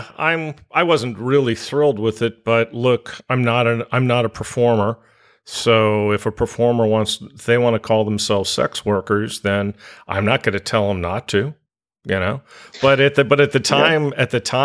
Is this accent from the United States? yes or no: yes; United States; being an American who doesn't really speak English